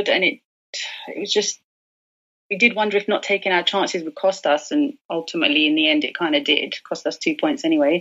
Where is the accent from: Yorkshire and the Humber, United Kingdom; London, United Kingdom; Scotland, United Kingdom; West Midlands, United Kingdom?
London, United Kingdom; I'm from London, born and bred here.